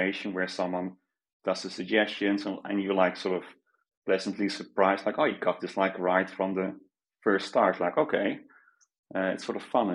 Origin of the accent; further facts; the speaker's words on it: Netherlands; So I'm Dutch. I grew up in the Netherlands